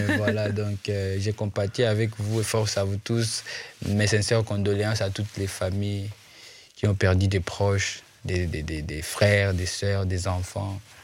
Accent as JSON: {"language": "French", "town": "Goma", "region": "North Kivu", "country": "DR Congo", "first_language": "Swahili", "second_language": "French", "said": "je suis de Goma"}